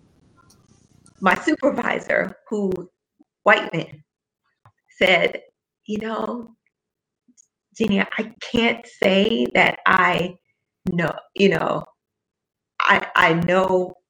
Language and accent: English; St. Louis, Missouri, United States; we're from the Lou and we're proud